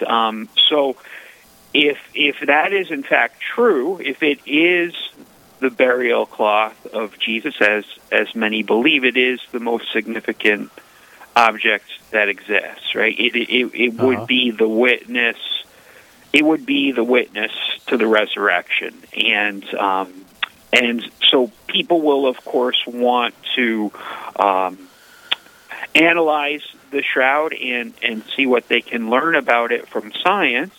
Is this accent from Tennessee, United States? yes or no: no; Connecticut, United States; moved away as an adult; also born or lived in New York / Pennsylvania; now in St. Paul, United States; I was born in New York and raised in Connecticut